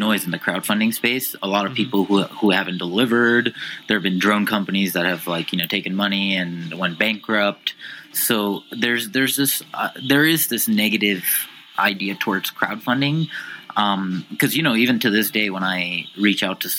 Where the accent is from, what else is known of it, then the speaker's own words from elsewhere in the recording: D.C., District of Columbia, United States; also born or lived in Utah; now in Salt Lake City, United States; I grew up right outside of Washington, D.C. I came to Utah because of the outdoor lifestyle